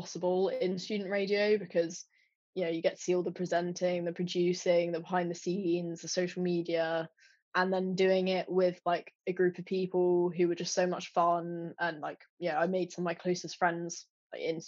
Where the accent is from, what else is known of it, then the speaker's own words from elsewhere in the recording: Surrey, South East England, United Kingdom; accent: posh; I'm from Surrey and I'm quite posh